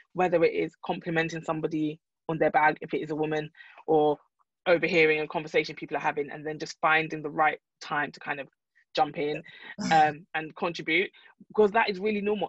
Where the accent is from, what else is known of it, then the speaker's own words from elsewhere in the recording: London, United Kingdom; I'm from London